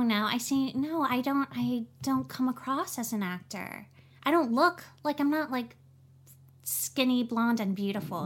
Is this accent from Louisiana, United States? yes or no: yes; New Orleans, Louisiana, United States; now in Los Angeles, United States; I'm from New Orleans